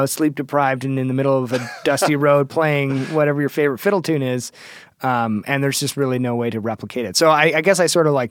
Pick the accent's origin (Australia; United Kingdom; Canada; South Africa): Canada; Toronto, Ontario; I'm from Toronto, Ontario.